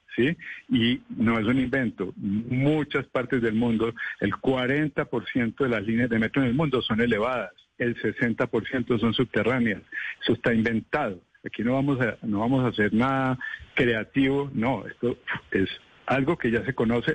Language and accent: Spanish; Bogotá, Colombia; como bogotano